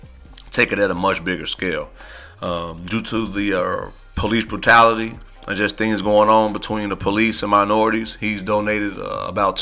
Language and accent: English; Midwest, United States; growing up in the Midwest